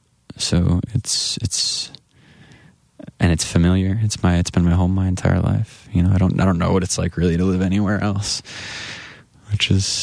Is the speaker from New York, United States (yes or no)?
no; Grand Rapids, Michigan, United States; I moved just in my hometown of Grand Rapids.